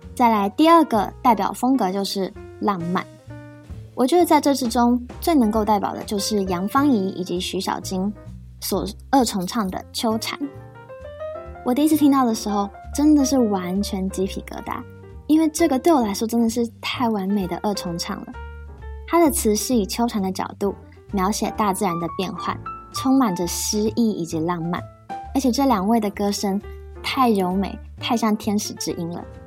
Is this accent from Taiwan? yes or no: yes; Yunlin County, Taiwan; 绿油油的稻田在我的家乡云林依然存在着